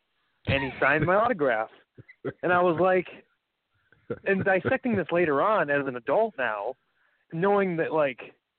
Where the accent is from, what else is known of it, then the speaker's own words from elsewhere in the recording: Cleveland, Ohio, United States; he's Cleveland, Cleveland boy, just like me.